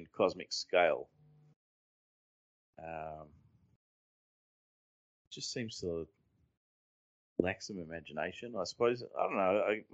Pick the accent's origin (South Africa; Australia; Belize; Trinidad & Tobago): Australia; as an Australian